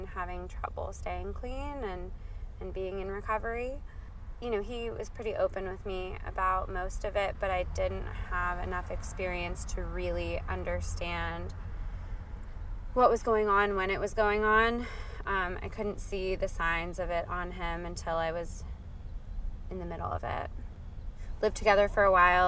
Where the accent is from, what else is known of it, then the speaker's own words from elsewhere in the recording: New Jersey, United States; also born or lived in Georgia, United States; now in Oakland, United States; grew up on the East Coast of the States in New Jersey, and I kind of moved all over the place